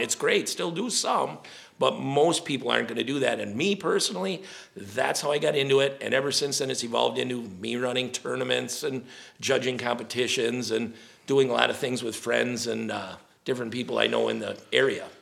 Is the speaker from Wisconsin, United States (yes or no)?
yes; Wisconsin, United States; we're from Wisconsin